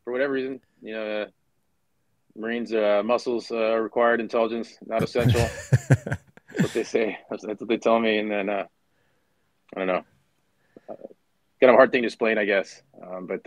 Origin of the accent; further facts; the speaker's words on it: San Diego, California, United States; born and raised in San Diego, California